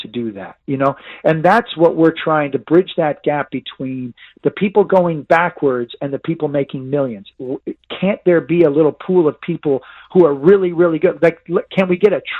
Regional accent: Northern California, United States; now in San Diego, United States; I grew up in Northern California

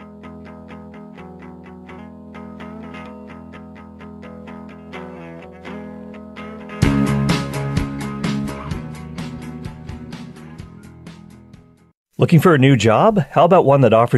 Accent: Canada; as a Canadian

